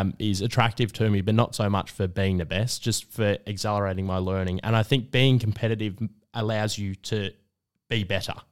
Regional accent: Melbourne, Victoria, Australia; I grew up in Northcote

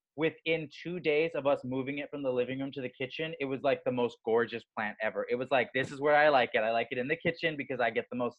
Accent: Southern California, United States; you and I both grew up in Southern California.

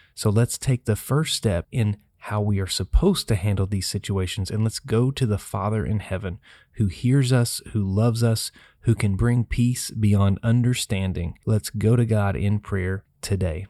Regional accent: Tennessee, United States; the city of Nashville, my home state

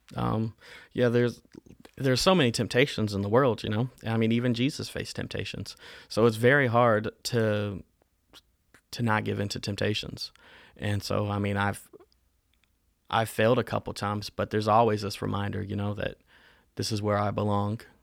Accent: Winston-Salem, North Carolina, United States; also born or lived in Augusta, Georgia / Saint Paul, Minnesota; We lived in North Carolina from the age that I was three till now. I still live in Winston-Salem.

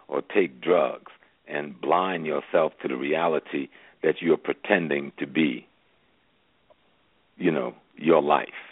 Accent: Georgetown, South Carolina, United States; I'm from South Carolina, so that's close to home. I'm a Geechee boy.

